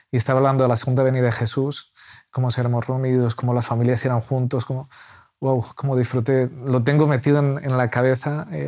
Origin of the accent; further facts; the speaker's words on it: Castile, Spain; now in Murcia, Spain; Además, soy, soy castellano, eh, mi abuelo era andaluz, mi abuela madrileña, ascendencia vasca, vivimos en Murcia.